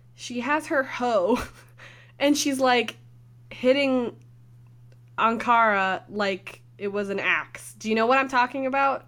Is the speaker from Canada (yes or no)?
yes; Canada